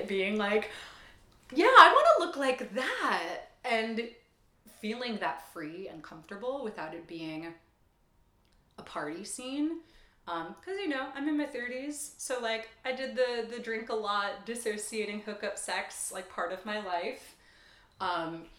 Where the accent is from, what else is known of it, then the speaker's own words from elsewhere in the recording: Long Island, New York, United States; I grew up on Long Island